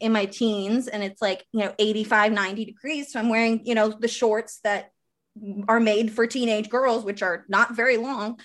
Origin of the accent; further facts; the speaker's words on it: Wisconsin, United States; small, small, small town, like, very small town, Wisconsin, like, down the street from Amish